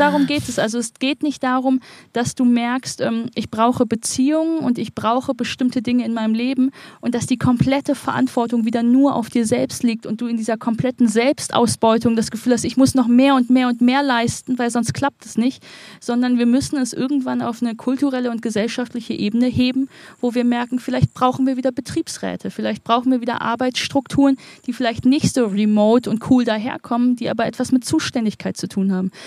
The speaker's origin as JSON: {"language": "German", "town": "Wuppertal", "region": "North Rhine-Westphalia", "country": "Germany", "tie": "born or raised there", "said": "in meiner Heimatstadt Wuppertal"}